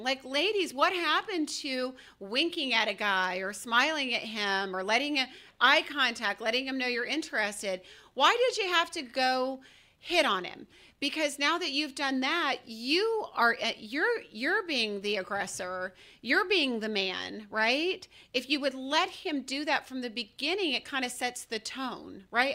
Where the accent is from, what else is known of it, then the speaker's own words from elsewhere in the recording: Georgia, United States; I'm from Georgia